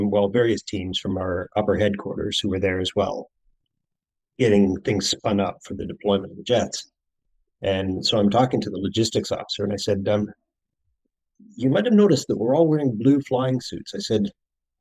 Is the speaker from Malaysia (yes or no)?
no; Canada; also born or lived in England; I was actually born in England. I came back to Canada when I was a baby. I was 1 year old. So I grew up as a Canadian in Canada